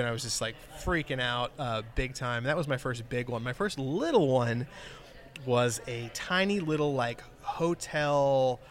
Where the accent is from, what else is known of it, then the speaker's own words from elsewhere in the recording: South Florida, United States; I grew up in South Florida